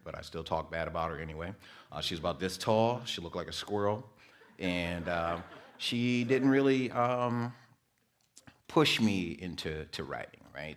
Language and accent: English; Muskegon, Michigan, United States; also born or lived in Detroit, Michigan; grew up in Muskegon. I was born in Detroit. Uh, went to school in Muskegon